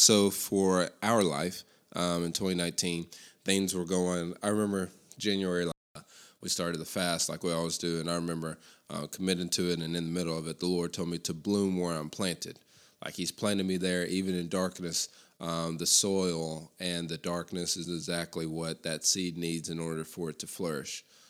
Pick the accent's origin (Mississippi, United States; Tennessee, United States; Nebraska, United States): Tennessee, United States; Lexington; also born or lived in Cleveland, Tennessee / Abingdon, Virginia; now in Bristol, United States; Lexington, Tennessee, my hometown